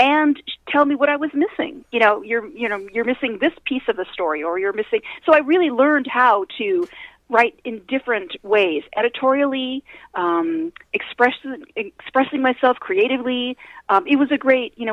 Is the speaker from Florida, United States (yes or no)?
no; Kent, Washington, United States; we have a little newspaper in my hometown of Kent, Washington, which is a suburb of Seattle